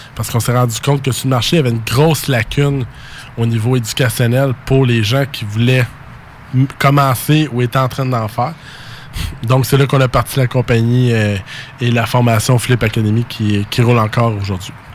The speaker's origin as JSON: {"language": "French", "town": "Saint-Jean-sur-Richelieu", "region": "Quebec", "country": "Canada", "said": "je viens de Saint-Jean-sur-Richelieu"}